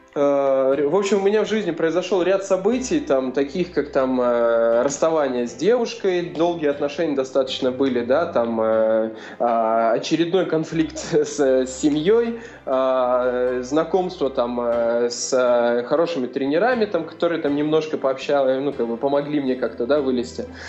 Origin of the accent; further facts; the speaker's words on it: Sosnovo, Leningrad Oblast, Russia; moved away as an adult; also born or lived in Razdolye; я родился в Ленинградской области, а, такой есть поселок Соснова, вот, это Приозерский район. И, собственно, до 17 лет, э, ну, вся моя жизнь э, про- прошла там